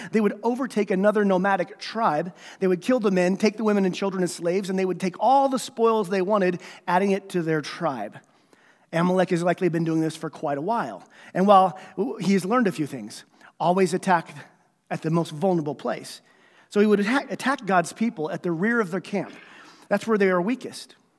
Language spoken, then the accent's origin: English; United States; I'm a citizen of heaven before I'm an American